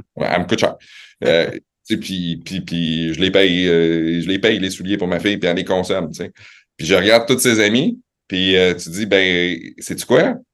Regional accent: Quebec City, Quebec, Canada; born or raised there; also born or lived in Laval / Montreal

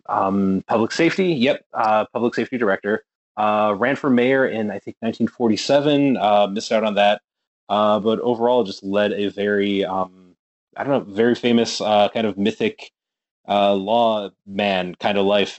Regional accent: Cleveland, Ohio, United States; now in Chicago, United States; I'm from Cleveland. I moved to Chicago

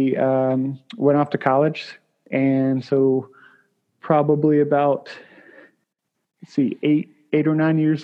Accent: Williamsburg, Virginia, United States; I grew up here in Williamsburg

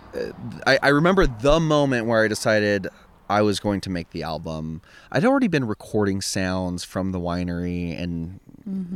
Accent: Templeton, California, United States; I'm from the Central Coast. I'm from Templeton

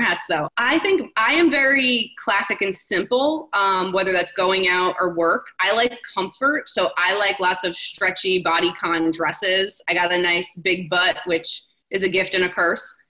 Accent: New Jersey, United States; I'm a New Yorker at heart. I grew up five minutes from the city in Jersey

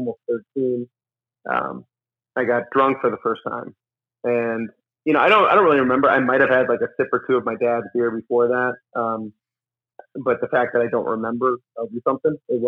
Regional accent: Scranton, Pennsylvania, United States; I grew up in Scranton, Pennsylvania.

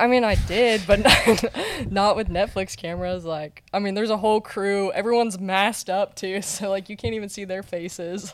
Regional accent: North Carolina, United States; moved away; from North Carolina, and I'm a bull rider.

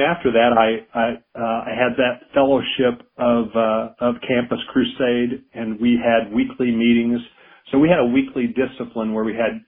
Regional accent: Evansville, Indiana, United States; moved away as an adult; also born or lived in Madison, Kentucky / Charlotte, North Carolina; I served in my hometown of Evansville, Indiana

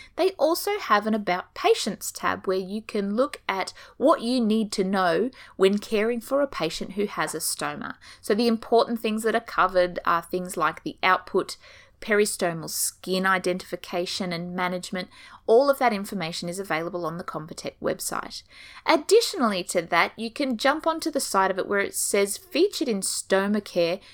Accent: Australia; accent: Australian; as you can tell from my beautiful accent, I'm coming to you from down under

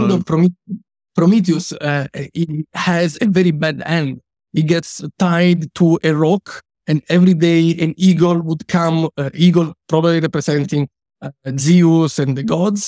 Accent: Italy; I come from Italy

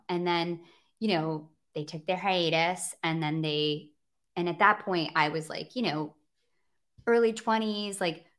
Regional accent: Grand Rapids, Michigan, United States; moved away; Outside of Grand Rapids.

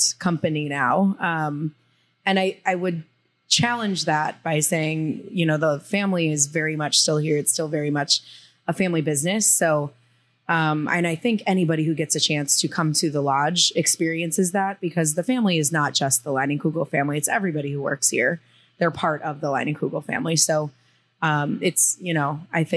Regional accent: Milwaukee, Wisconsin, United States; moved away as an adult; also born or lived in Texas; I was born and raised in Milwaukee.

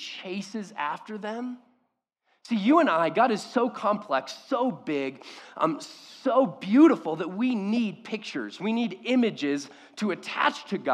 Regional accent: Orange County, California, United States; I grew up in Orange County

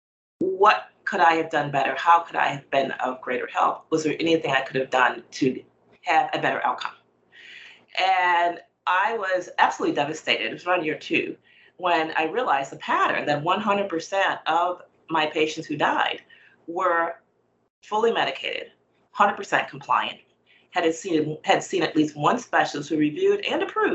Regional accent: United States; I was born in the United States

